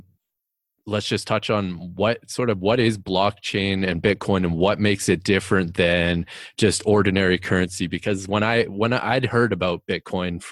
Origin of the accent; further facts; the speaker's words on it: Canada; I'm actually from Canada